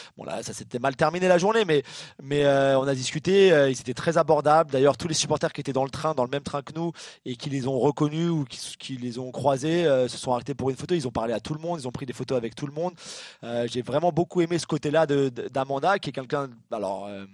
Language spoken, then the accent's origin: French; France; chez nous en France